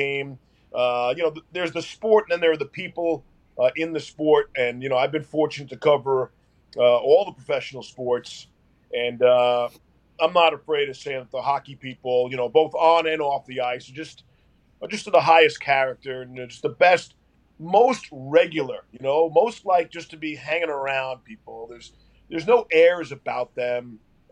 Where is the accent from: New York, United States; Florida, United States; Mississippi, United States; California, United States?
New York, United States; Long Island; I grew up really on Long Island, and I was the only Ranger fan in my high school